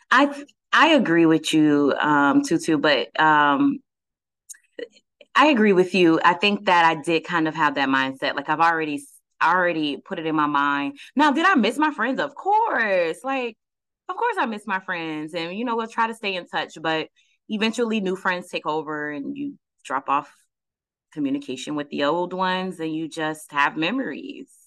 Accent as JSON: {"language": "English", "town": "Fort Lauderdale", "region": "Florida", "country": "United States", "tie": "born or raised there", "also_born_or_lived": "Georgia", "said": "We uh, I was born in Fort Lauderdale, left at like five years old, came back at like almost 10 years old. Um, we were in a couple of a couple of towns in Georgia, Stone Mountain"}